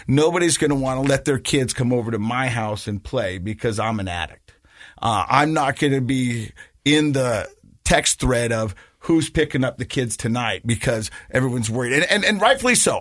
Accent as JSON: {"language": "English", "town": "Ogden", "region": "Utah", "country": "United States", "tie": "born or raised there", "said": "I grew up in Ogden, um, and, uh, my parents got divorced, and we lived with my mom"}